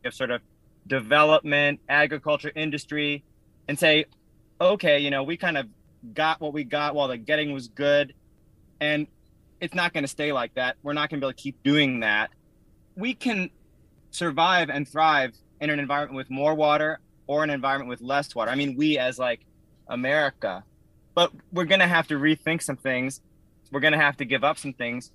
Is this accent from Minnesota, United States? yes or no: yes; Minneapolis, Minnesota, United States; I grew up in Minneapolis